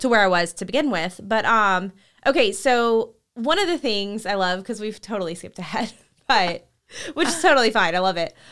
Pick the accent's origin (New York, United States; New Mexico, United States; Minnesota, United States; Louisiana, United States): Louisiana, United States; Shreveport; entire life in Louisiana